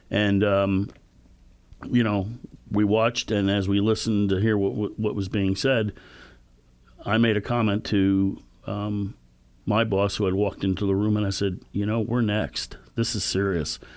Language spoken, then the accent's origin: English; Southwest Connecticut, United States; moved away; I grew up in Southwest Connecticut. On a clear day, you could see across the Long Island Sound and see the World Trade Centers.